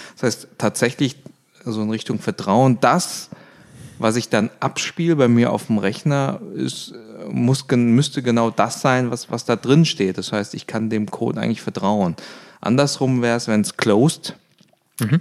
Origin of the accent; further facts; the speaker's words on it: Swabia, Germany; als Schwabe